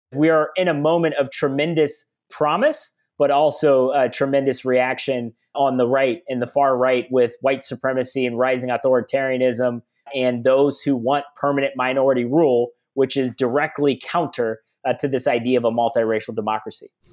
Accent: Columbus, Ohio, United States; I grew up in Columbus, Ohio, um, actually a suburb of, of Columbus in Worthington

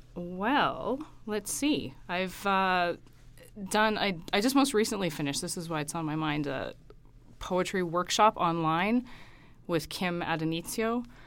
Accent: Saskatoon, Saskatchewan, Canada; moved away as an adult; also born or lived in Regina / Toronto / Kingston / Ottawa; now in Alberta, Canada; I grew up in Saskatoon, went to school there, went to university in Regina as well

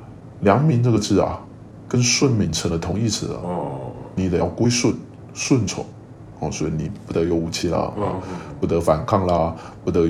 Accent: Kaohsiung, Taiwan; 做好我们高雄人啊，不要有这种这种思维啊

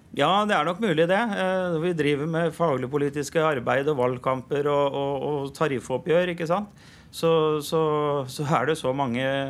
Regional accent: Kornsjø, Østfold, Norway; Jeg har vokst opp på Kornsjø

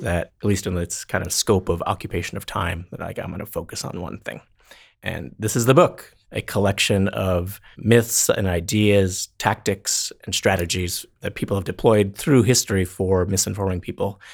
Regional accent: North Dakota, United States; moved away; my hometown of North Dakota

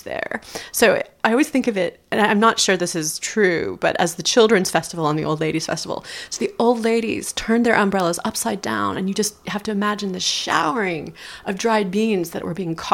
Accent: United States; moved away as an adult; also born or lived in Tokyo

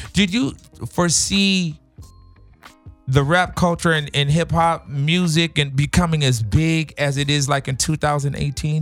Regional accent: Los Angeles, California, United States; also born or lived in New York; I'm not born here, but I'm raised here. I've been here since the age of uh, six. So LA is all I know

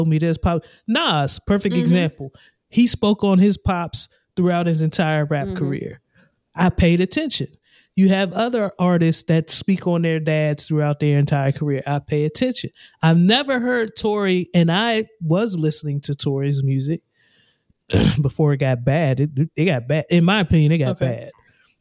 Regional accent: Mid-Atlantic, United States; I'm on the East Coast. I'm from the Mid-Atlantic area.

